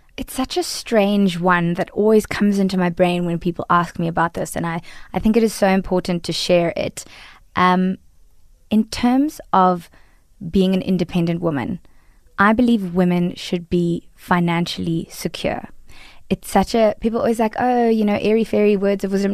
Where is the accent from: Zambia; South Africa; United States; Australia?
South Africa; As a, a woman of color in South Africa, I am typecast as an Indian